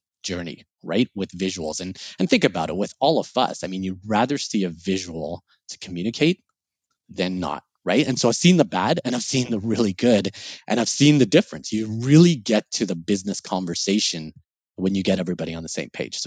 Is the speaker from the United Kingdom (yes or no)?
no; Kenya; now in Canada; So I grew up in Kenya. And I moved to Canada.